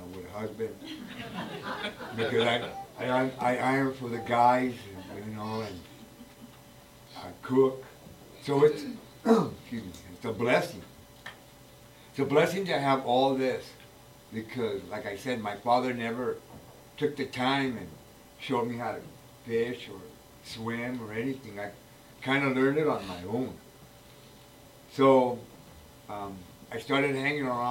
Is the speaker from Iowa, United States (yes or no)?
no; Los Angeles, California, United States; I was born and raised in East Los Angeles, California